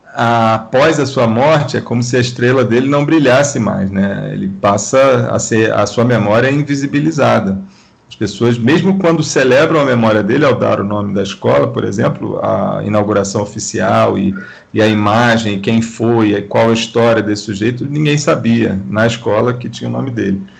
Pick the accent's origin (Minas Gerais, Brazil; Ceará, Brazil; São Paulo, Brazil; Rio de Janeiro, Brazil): Rio de Janeiro, Brazil; do Benjamin, onde eu fui criado